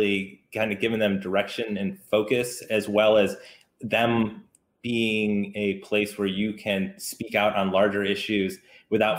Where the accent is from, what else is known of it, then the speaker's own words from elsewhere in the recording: the South, United States; accent: Southern twang; I have a little bit of Southern twang from growing up in the South